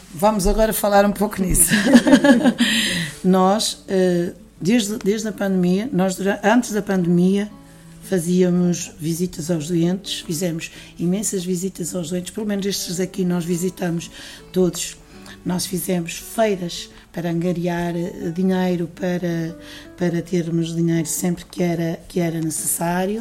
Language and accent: Portuguese; Castelo de Paiva, Aveiro District, Portugal; moved away as an adult; also born or lived in Quarteira, Algarve; eu sou, sou natural aqui de, de Bairros, Castelo Paiva, e quando tinha 20 e poucos anos, saí daqui e fui residir no Algarve, eh, mais propriamente eh, em quarteira